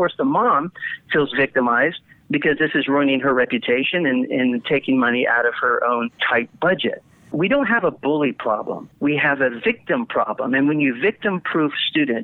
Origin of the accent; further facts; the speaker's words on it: Littleton, Colorado, United States; I'm from Littleton, Colorado, where the Columbine shooting happened